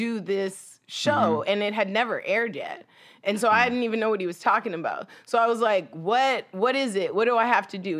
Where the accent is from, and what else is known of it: Oshawa, Ontario, Canada; born or raised there; moved away as an adult; also born or lived in Hollywood, Los Angeles, United States; now in Los Angeles, United States